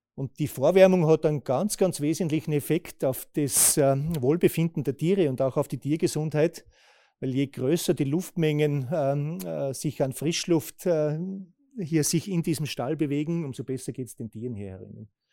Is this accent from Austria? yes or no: yes; Austria; bei uns in Österreich